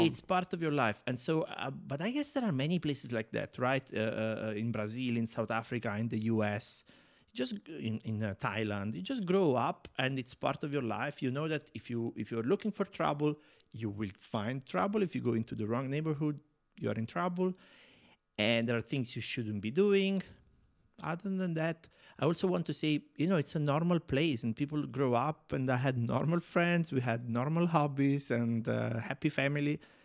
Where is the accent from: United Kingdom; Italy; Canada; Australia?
Italy; near Naples, Campania; English is a second language; moved away as an adult; now in Prague, Czechia; I was born near Napoli, in the south of Italy.